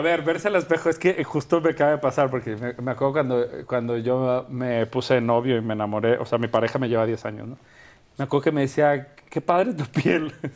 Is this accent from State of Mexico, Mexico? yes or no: no; Guadalajara, Jalisco, Mexico; moved away; also born or lived in Culiacán / Mexico City / Madrid; yo nací en Guadalajara y viví toda mi vida en Guadalajara